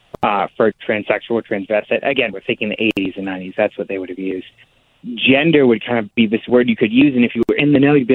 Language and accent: English; Alabama, United States; I grew up in the Deep South in Alabama